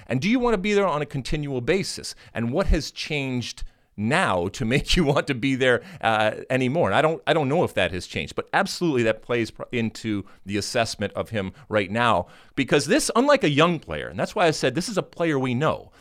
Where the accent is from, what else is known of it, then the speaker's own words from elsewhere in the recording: United States; we, as an American soccer playing, uh, nation